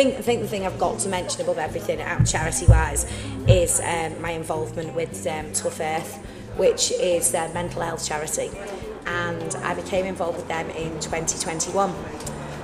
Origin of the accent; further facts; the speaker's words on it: Southport, North West England, United Kingdom; I'm from here, I was born in Southport